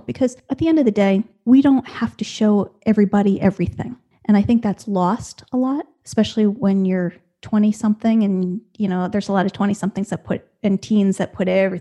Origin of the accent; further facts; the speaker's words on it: within an hour of New York City, Northeast, United States; moved away as an adult; now in Raleigh, North Carolina, United States; originally, I was from the Northeast, never lived more than an hour outside of New York City my whole life till we moved here